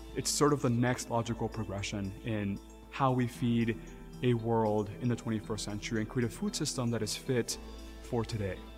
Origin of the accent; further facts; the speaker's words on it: Texas, United States; I grew up in Texas, and I'm Mexican by heritage